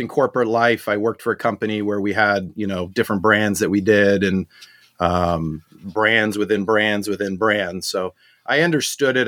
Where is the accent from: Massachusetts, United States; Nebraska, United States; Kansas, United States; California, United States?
California, United States; Southern; also born or lived in South Africa; I grew up in Southern California